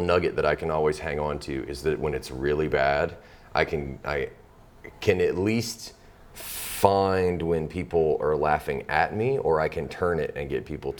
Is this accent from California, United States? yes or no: no; Mobile, Alabama, United States; also born or lived in Tuscaloosa, Alabama; I grew up in Mobile, and my family's from West Alabama